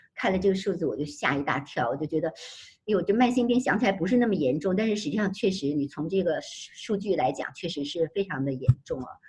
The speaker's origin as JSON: {"language": "Chinese", "region": "Beijing", "country": "China", "moved": "yes", "lives_now": "United States", "said": "我们北京人"}